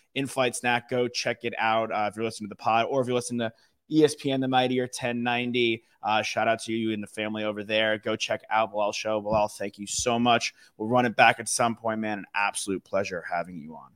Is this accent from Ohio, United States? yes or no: no; Long Island, New York, United States; where I grew up in Long Island